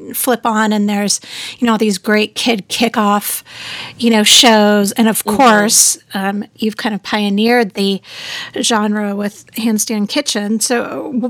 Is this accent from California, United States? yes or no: yes; Southern California, United States; now in Austin, United States; you and I grew up about an hour away from each other in Southern California